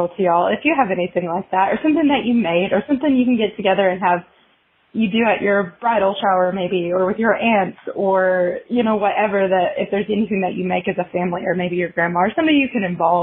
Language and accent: English; Arkansas, United States; I'm from Arkansas